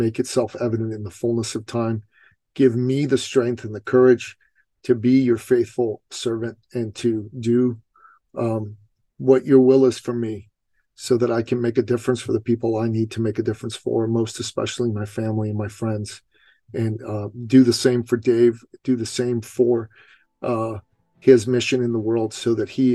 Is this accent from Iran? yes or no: yes; Iran; moved away; I grew up in Iran